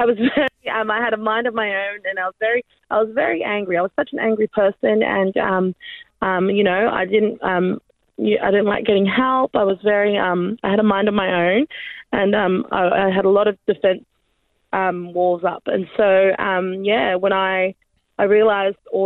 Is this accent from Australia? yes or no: yes; Australia; also born or lived in New Zealand; I was born in New Zealand, but I came to Australia when I was a toddler, so I'm pretty much Australian